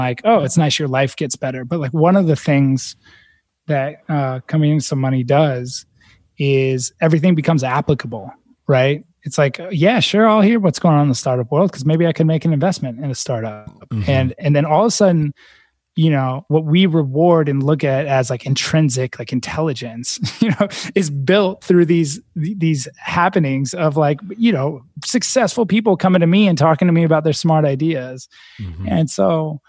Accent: Silicon Valley, California, United States; I grew up in Silicon Valley.

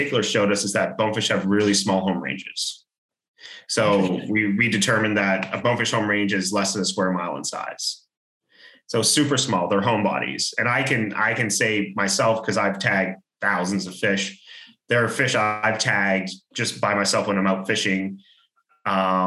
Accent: Freeport, Grand Bahama, Bahamas; I grew up in Freeport, Grand Bahama

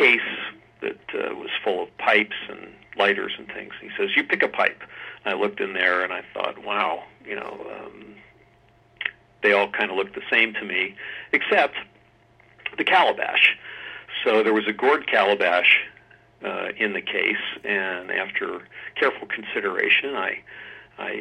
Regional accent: Tacoma, Washington, United States; also born or lived in Philadelphia, Pennsylvania; I grew up in the early years in Philadelphia, and my father and family moved out west to the Tacoma, Washington area.

